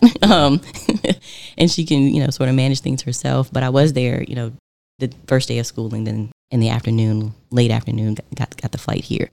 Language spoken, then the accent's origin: English; Richmond, Virginia, United States; also born or lived in Boston; I was born and raised in Richmond, Virginia, and that is where I currently live